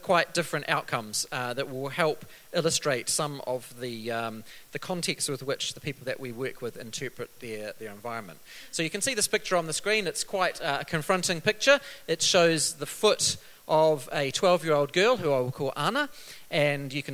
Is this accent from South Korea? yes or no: no; New Zealand; coming from a country like New Zealand